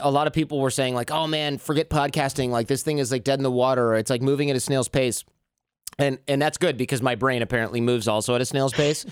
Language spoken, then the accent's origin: English; Michigan, United States; I grew up in Michigan